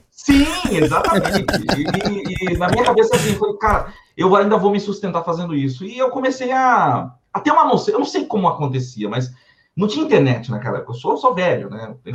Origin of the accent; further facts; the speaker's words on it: São Paulo, Brazil; Sou paulistano, sou paulistano, filho de, de alagoanos. Mas nasci aqui na cidade de São Paulo mesmo